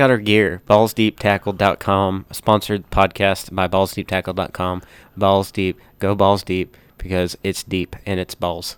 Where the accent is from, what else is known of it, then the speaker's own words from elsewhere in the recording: United States; we're freaking proud to be American